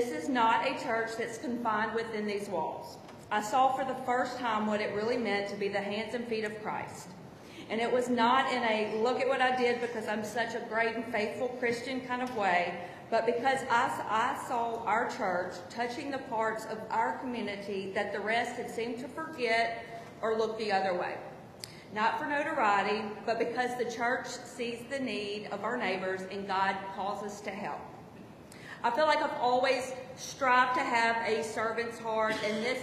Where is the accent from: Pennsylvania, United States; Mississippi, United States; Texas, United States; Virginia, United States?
Mississippi, United States; Ridgeland; moved away as an adult; now in Hattiesburg, United States; I'm originally from Ridgeland, Mississippi, but moved to Hattiesburg in 2001 to go to USM